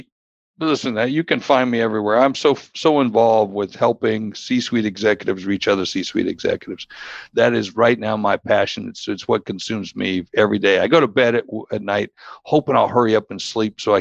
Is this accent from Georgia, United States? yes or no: yes; Warner Robins, Georgia, United States; growing up in Warner Robins, Georgia, down at the trailer park where I grew up